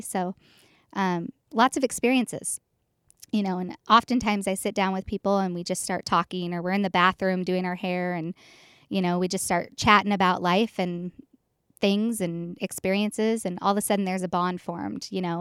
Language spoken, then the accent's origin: English; Boise, Idaho, United States; I'm from Boise, Idaho, born and raised.